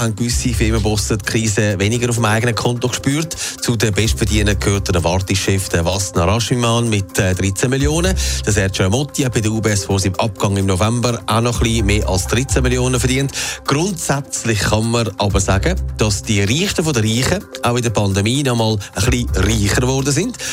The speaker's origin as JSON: {"language": "German", "country": "Switzerland", "said": "bei uns in der Schweiz"}